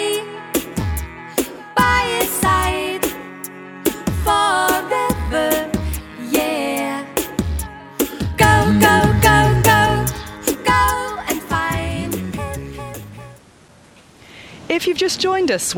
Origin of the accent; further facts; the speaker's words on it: England, United Kingdom; I'm from England.